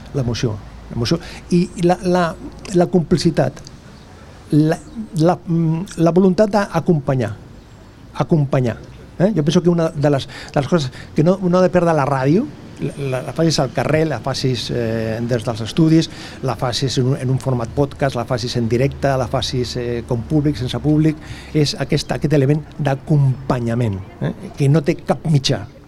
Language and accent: Catalan; Sabadell, Catalonia, Spain; del barri de la Concòrdia, que és del costat, que és el meu barri de tota la vida